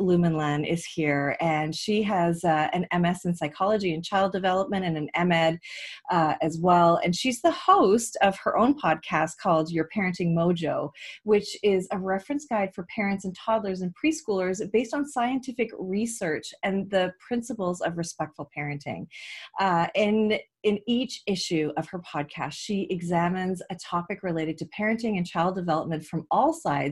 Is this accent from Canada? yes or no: yes; Canada; I'm Canadian